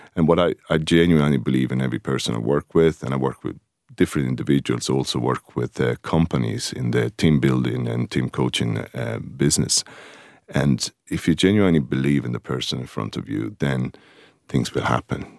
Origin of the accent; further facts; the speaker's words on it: Rome, Lazio, Italy; moved away as an adult; now in Greystones, Ireland; I'm originally from Rome, and just outside the city of Rome on the, the seaside, a place called Ostia.